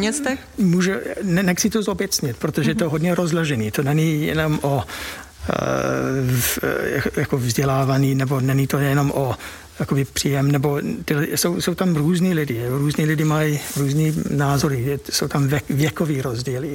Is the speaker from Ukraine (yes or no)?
no; United Kingdom; Czech is a second language; moved away as an adult; now in Czech Republic; já jsem spíš jako Ev, Evropan, než, než čistý, jako čistý Brit. A bydlím tady přes dvacet let